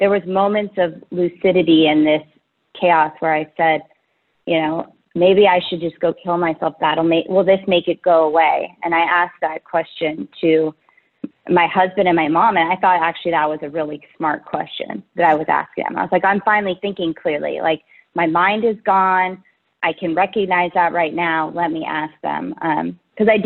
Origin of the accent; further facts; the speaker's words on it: Menlo Park, California, United States; I'm from Menlo Park, California. It's a little bit south of San Francisco in the Bay Area